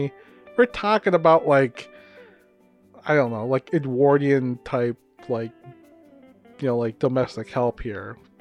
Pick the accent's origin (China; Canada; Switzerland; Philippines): Philippines; now in United States; I grew up in the Philippines, and when I go back there